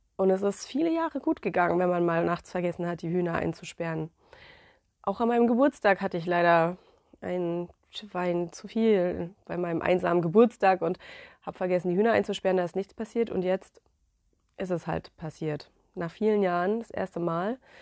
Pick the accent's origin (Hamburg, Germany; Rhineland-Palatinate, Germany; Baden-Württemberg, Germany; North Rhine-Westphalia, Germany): Baden-Württemberg, Germany; Black Forest; now in Western Pomerania, Germany; Ich komme aus dem Schwarzwald. Ich bin ein richtiges Schwarzwaldmädchen